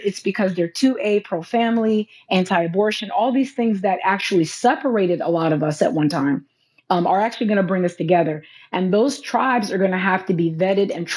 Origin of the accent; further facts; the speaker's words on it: Los Angeles, California, United States; now in Louisiana, United States; I'm from Los Angeles